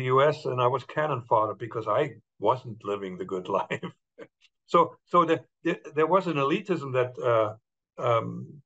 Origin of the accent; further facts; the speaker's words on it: Germany; moved away as an adult; now in United States; I was German. I'm born German, but now I'm American.